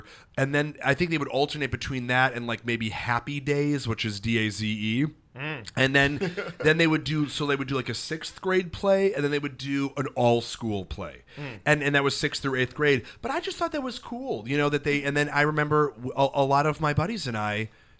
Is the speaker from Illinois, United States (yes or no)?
yes; Chicago, Illinois, United States; and we were like, we're from Chicago.